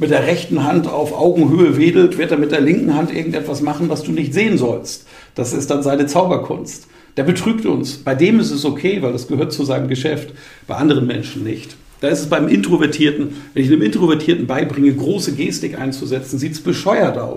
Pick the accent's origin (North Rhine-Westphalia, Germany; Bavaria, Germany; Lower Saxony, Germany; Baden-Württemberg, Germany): Bavaria, Germany; Bamberg; Ich moderiere seit vielen Jahren Volksfeste in, in Bamberg, in meiner Heimatstadt